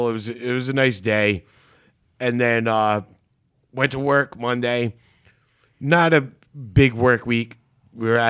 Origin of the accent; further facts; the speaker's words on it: Rhode Island, United States; we're from Rhode Island